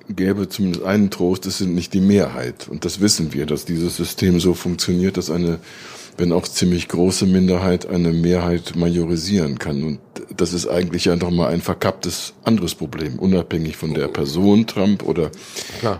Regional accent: Germany; now in United States; wir als Deutsche

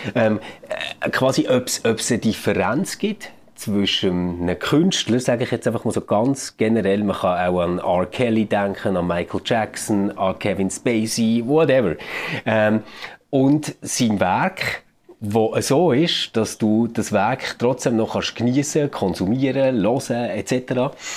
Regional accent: Switzerland; bei uns in der Schweiz

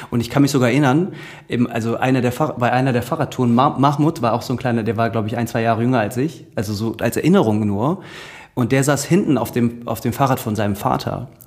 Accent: Dinslaken, North Rhine-Westphalia, Germany; ich bin ja in Dienstlagen aufgewachsen, das ist relativ ländlich.

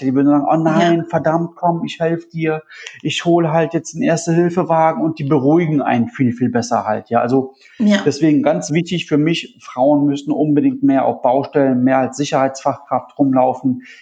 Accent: Italy; Du, du weißt ja, wie ich aussehe. Ich bin aus Italien. Ich bin jetzt auch nicht der, auch nicht der, der blasseste, aber auch nicht so dunkel wie

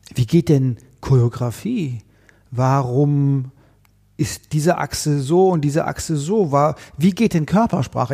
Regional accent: Konstanz, Baden-Württemberg, Germany; moved away as an adult; also born or lived in Vienna; now in Berlin, Germany; ich komme ja ursprünglich aus Konstanz am Bodensee mhm. und äh, die, mein Umfeld, in dem ich groß geworden bin

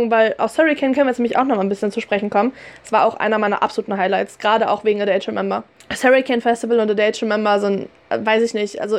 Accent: Wuppertal, North Rhine-Westphalia, Germany; wir kommen ja immerhin aus Wuppertal

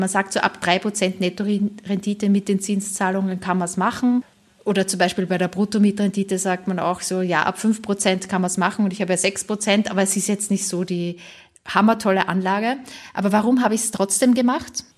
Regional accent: St. Pölten, Lower Austria, Austria; now in Germany; in einer Stadt, St. Pölten heißt die, die ist so 40 Kilometer entfernt von Wien, auch eine Studentenstadt und das ist halt eben so meine Heimatstadt.

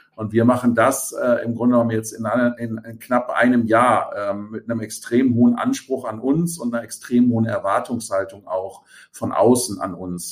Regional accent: Rhineland, Germany; moved away as an adult; also born or lived in Hamburg; ich bin ja gebürtiger Rheinländer

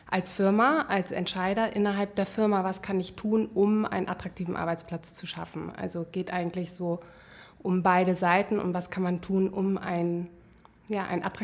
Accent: Flensburg, Schleswig-Holstein, Germany; moved away as an adult; also born or lived in United States / Hamburg; now in Berlin, Germany; Ja, also eigentlich komme ich aus Flensburg

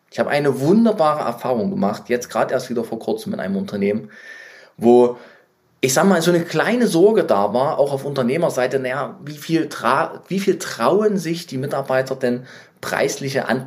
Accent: Leipzig, Saxony, Germany; ich bin ja Leipziger, wie ihr wisst. Ähm, überall in der ganzen Stadt Werbung von Amazon.

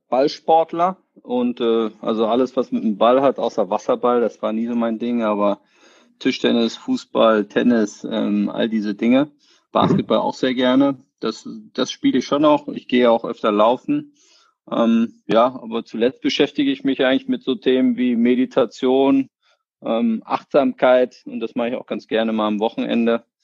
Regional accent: Berlin, Germany; Ja, ich bin ja sozusagen hier in Berlin aufgewachsen, ähm, 1980 geboren.

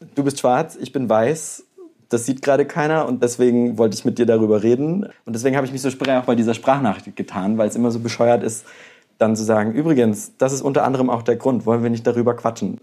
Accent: Bavaria, Germany; now in Mainz, Germany; ich komme ja aus dem Kaff aus Bayern

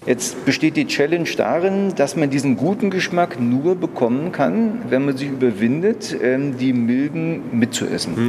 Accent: Germany; bei uns in Deutschland

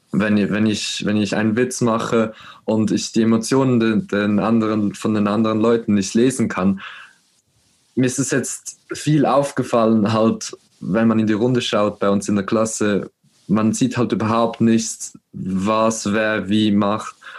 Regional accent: Switzerland; bei uns in der Schweiz

